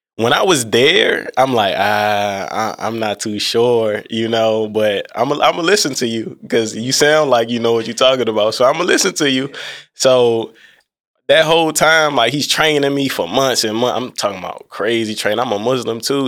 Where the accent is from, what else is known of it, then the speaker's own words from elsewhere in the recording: Alexandria, Virginia, United States; I'm from Alexandria, Virginia.